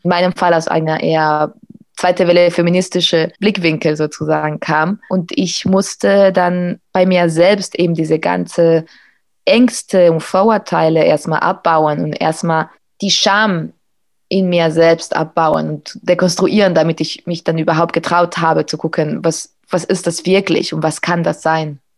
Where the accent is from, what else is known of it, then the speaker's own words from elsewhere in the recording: Spain; moved away; in Spanien, wo ich aufgewachsen bin